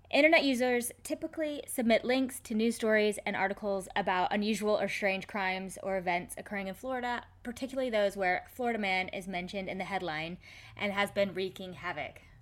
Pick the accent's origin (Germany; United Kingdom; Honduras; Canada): United Kingdom; I'm British.